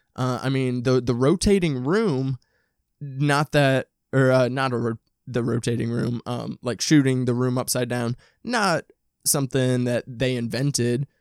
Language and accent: English; Midwest, United States; I'm from the Midwest, from a suburb